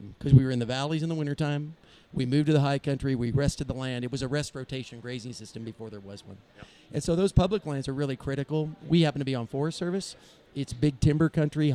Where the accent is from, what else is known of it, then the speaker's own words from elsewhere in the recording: California, United States; we still have that same piece of property. That's where I was raised